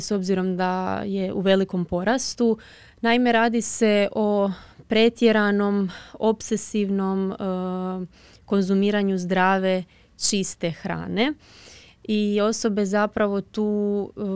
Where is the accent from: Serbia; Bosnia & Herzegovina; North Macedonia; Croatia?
Croatia; tu kod nas u Hrvatskoj